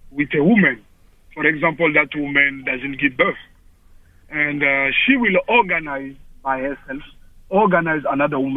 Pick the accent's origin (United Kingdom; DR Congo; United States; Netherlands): DR Congo; English is a second language; Yeah, I'm from Congo actually.